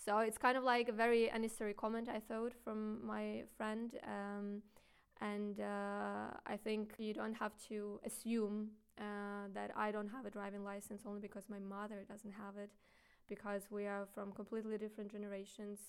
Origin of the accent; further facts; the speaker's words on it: Ukraine; now in Germany; I come from Ukraine. My mom is also Ukrainian. My parents are Ukrainian